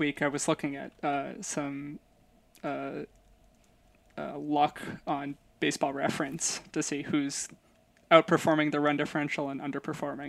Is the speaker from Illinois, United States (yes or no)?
yes; Chicago, Illinois, United States; I'm from Chicago